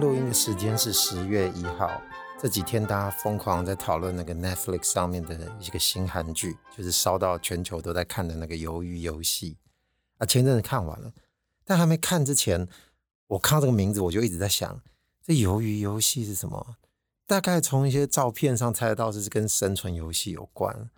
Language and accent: Chinese; Taiwan; 我们台湾人应该是全世界数一数二爱唱歌的民族了吧